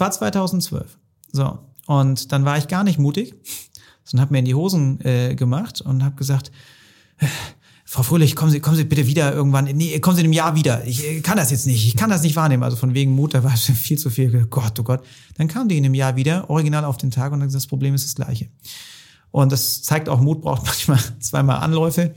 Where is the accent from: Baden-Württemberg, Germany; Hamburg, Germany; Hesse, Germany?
Baden-Württemberg, Germany; Hohenlohe; im schönen Hohenlohe muss ich jetzt mal auch die, die Kudos geben für meine Heimat